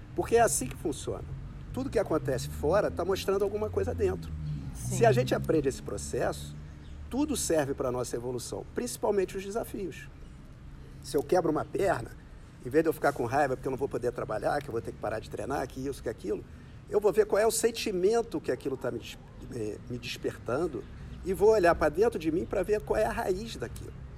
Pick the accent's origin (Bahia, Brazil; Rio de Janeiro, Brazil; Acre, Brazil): Rio de Janeiro, Brazil; nasci aqui no Rio